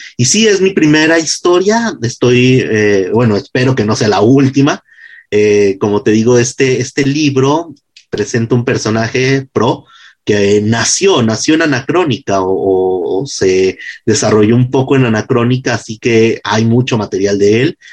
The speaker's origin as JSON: {"language": "Spanish", "region": "Jalisco", "country": "Mexico", "said": "yo soy jalisciense, yo escribo pensando en Guadalajara"}